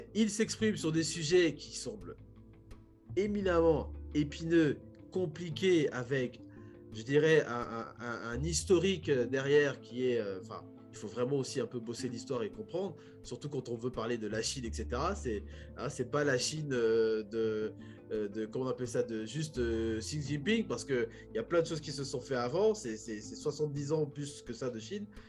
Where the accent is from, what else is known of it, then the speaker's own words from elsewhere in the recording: Republic of the Congo; moved away; en tant que Congolais